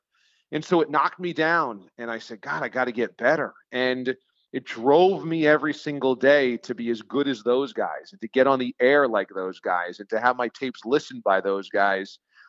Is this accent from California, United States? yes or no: no; New York, United States; growing up in New York, if I wanted to stay local and I wanted to stay at home, and yeah, the goal was always to come back home and work in New York to be close to friends and family.